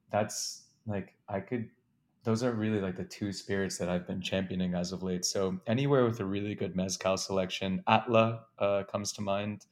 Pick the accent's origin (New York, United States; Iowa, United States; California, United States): New York, United States; New York City; also born or lived in Wisconsin; I grew up in Manhattan